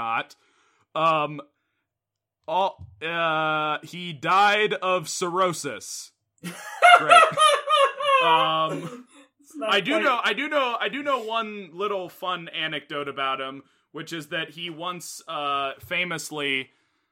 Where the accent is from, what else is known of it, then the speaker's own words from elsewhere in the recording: Seattle, Washington, United States; I'm from Seattle